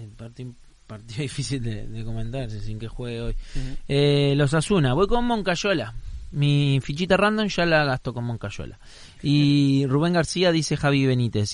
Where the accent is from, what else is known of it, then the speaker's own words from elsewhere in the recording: Uruguay; moved away; also born or lived in London; yo soy de Peñarol obviamente en mi, en mi país, es mi club del alma